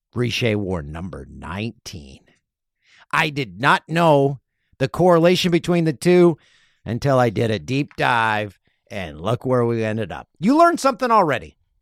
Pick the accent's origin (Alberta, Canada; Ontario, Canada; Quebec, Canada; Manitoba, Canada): Ontario, Canada; Peterborough; moved away; Had to go to Peterborough. It's, uh, my hometown